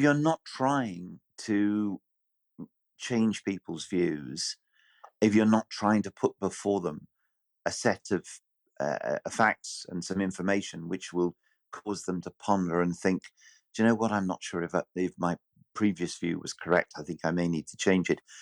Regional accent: Bury, North West England, United Kingdom; my hometown was very, very marginal

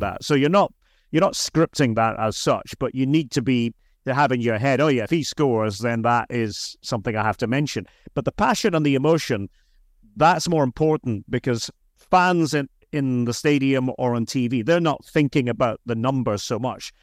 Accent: Aberdeen, Scotland, United Kingdom; moved away; I'm from Aberdeen, so that was the local team

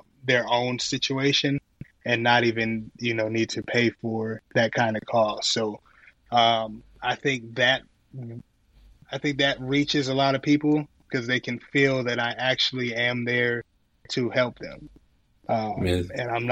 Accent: Akron, Ohio, United States; I was born in Akron, Ohio

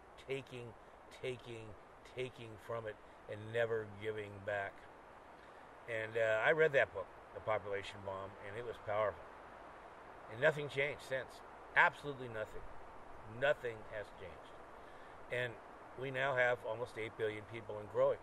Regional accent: Sunnyvale, California, United States; I grew up in Sunnyvale, which is now the Silicon Valley

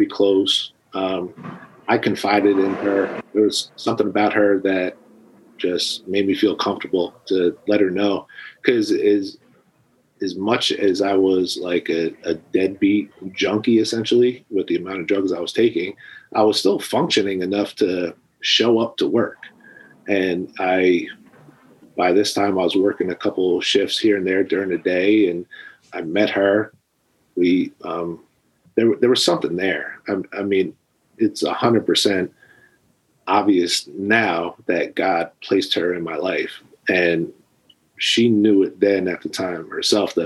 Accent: New Jersey, United States; I was born and raised in New Jersey

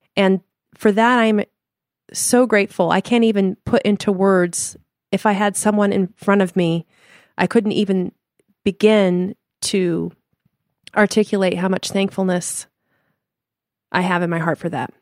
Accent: Denver, Colorado, United States; moved away; also born or lived in Chicago / Limburg, Netherlands (family); we're from Denver, Colorado originally and moved to Chicago

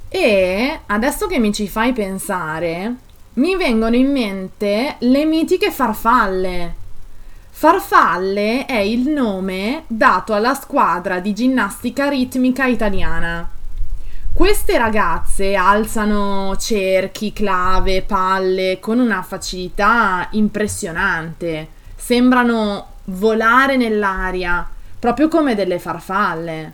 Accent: Italy; mi fa essere orgogliosa del mio paese, delle mie tradizioni

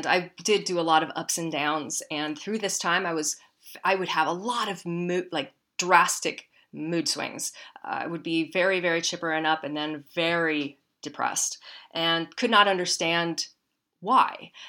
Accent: Midwest, United States; I grew up in the Midwest.

